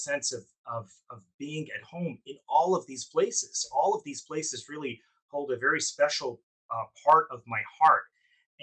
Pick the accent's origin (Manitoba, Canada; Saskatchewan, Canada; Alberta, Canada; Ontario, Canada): Alberta, Canada; moved away as an adult; also born or lived in British Columbia; now in Toronto, Canada; I was born in Alberta, and I did my medical school at the University of Alberta